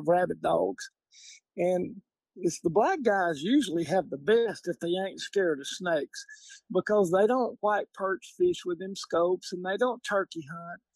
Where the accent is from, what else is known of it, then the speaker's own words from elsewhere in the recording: North Louisiana, United States; I'm from North Louisiana, and it's not really that famous.